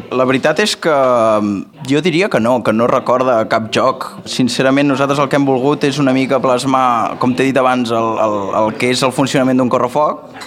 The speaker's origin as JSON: {"language": "Catalan", "town": "Manresa", "region": "Catalonia", "country": "Spain", "said": "nosaltres som de Manresa"}